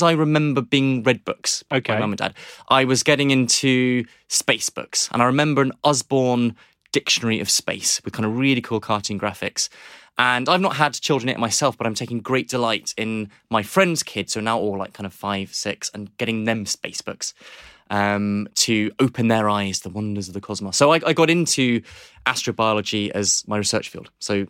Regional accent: Nairobi, Kenya; So I was thinking about this again, that I grew up in Nairobi in Kenya.

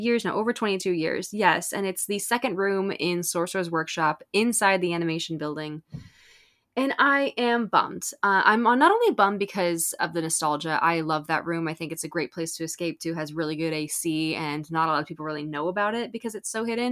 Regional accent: Southern California, United States; I grew up in Southern California, I've been here since I was nine years old

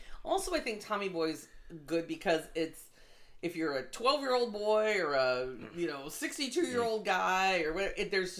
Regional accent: Detroit, Michigan, United States; Because we're both from Detroit

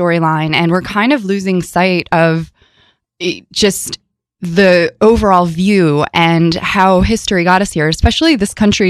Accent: Chicago, Illinois, United States; I was born in Chicago.

